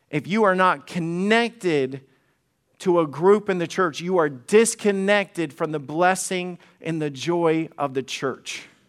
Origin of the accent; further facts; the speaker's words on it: Alabama, United States; I am a redneck from Alabama